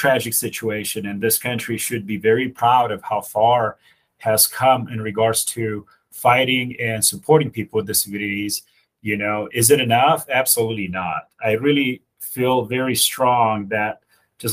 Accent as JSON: {"language": "English", "country": "Romania", "tie": "born or raised there", "moved": "yes", "lives_now": "United States", "said": "So I was born in Europe. I was born in Romania."}